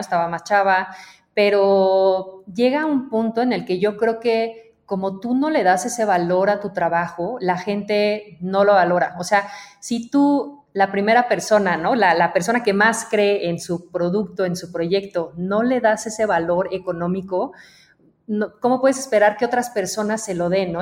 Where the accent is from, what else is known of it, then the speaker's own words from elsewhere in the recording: Mexico; also born or lived in Belgium; me fui de México un tiempo